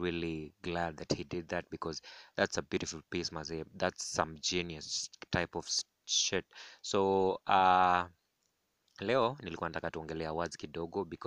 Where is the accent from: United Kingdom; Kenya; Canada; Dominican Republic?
Kenya; as a Kenyan blogger, for me as a Kenyan enthusiast of the Kenyan entertainment industry